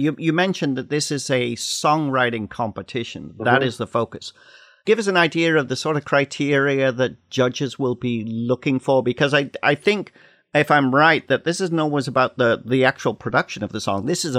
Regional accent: Canada; we're from Canada.

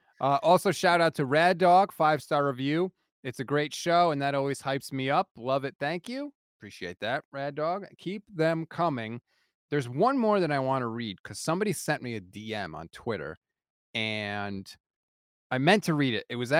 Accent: East Coast, United States; We're both from the East Coast, so of course we're going to be more emotional than everybody else.

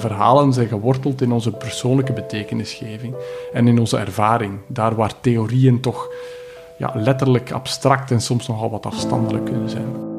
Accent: Belgium; ik ben een Belg

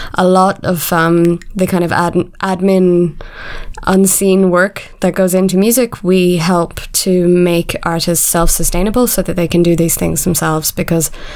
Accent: Ireland; also born or lived in London; now in Berlin, Germany; I'm originally from Ireland

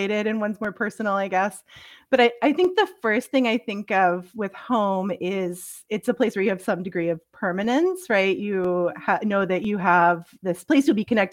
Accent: upstate New York, United States; moved away as an adult; also born or lived in Philadelphia; now in Canada; I'm from the States. I grew up in upstate New York.

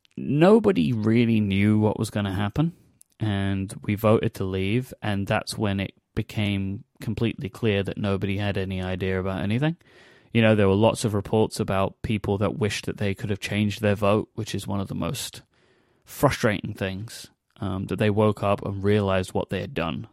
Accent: London, United Kingdom; my hometown

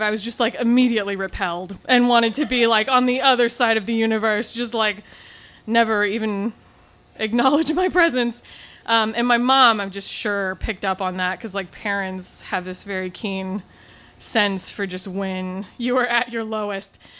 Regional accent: Pacific Northwest, United States; I grew up in the Pacific Northwest

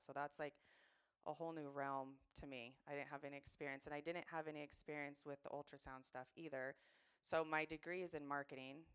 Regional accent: Washington, United States; you're a Washingtonian

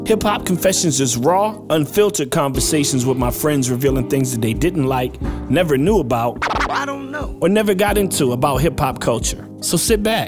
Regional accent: Virginia, United States; now in Los Angeles, United States; we are from Virginia and we both live in the same vicinity

